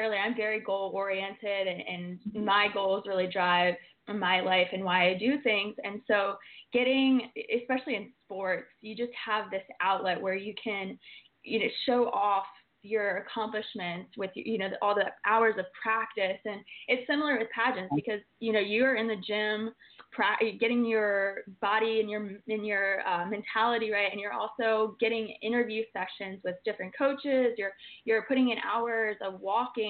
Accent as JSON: {"language": "English", "region": "Maryland", "country": "United States", "tie": "born or raised there", "moved": "as an adult", "lives_now": "Florida, United States", "said": "I was born and raised in Maryland, and majority of my family at the time was in Virginia and West Virginia"}